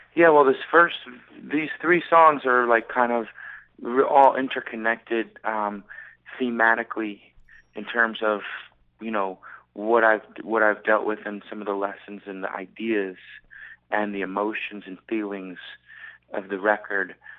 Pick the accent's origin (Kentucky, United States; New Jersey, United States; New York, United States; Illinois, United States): New York, United States; now in Southern California, United States; I'm from New York